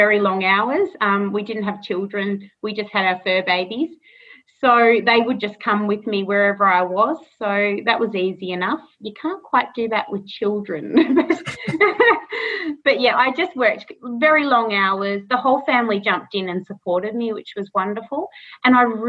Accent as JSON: {"language": "English", "town": "Castlemaine", "region": "Victoria", "country": "Australia", "tie": "born or raised there", "said": "I think I'm seventh generation here in Castlemaine"}